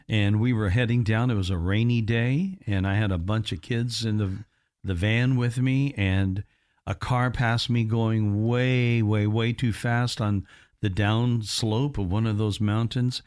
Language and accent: English; Evansville, Indiana, United States; also born or lived in Henderson, Kentucky; my hometown of Evansville